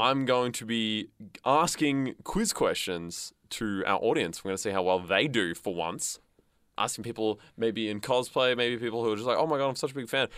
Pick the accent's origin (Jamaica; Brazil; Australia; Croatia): Australia; the West, Western Australia; now in Melbourne, Australia; I'm from the West